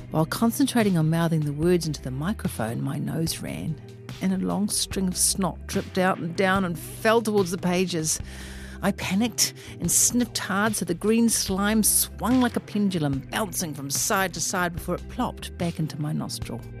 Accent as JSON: {"language": "English", "region": "Auckland", "country": "New Zealand", "said": "I am from West Auckland after all."}